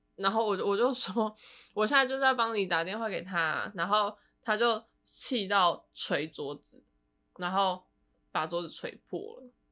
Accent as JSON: {"language": "Chinese", "country": "Taiwan", "moved": "yes", "said": "我现在我是台湾人欸"}